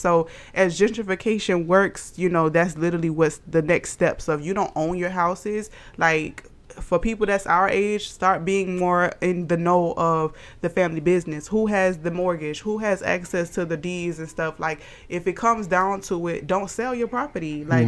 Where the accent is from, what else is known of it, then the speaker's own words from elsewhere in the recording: Savannah, Georgia, United States; moved away; my hometown